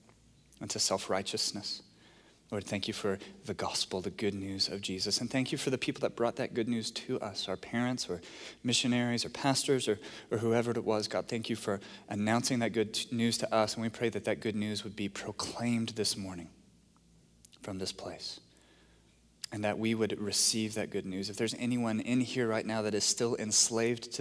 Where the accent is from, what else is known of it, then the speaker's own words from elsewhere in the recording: Texas, United States; being a Texan